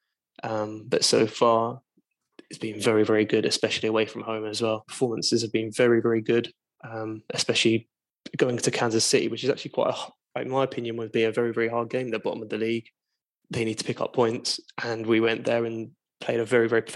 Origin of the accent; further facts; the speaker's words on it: England, United Kingdom; I'm English